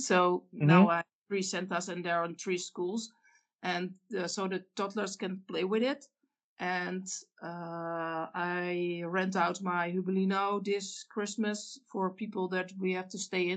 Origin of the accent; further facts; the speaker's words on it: Zwolle, Overijssel, Netherlands; I build for the Lego store in Zwolle, this is my hometown